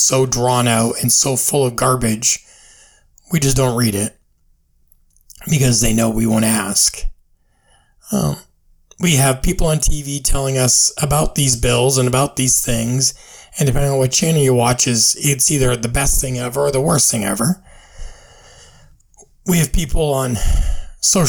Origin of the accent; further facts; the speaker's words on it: United States; as the American people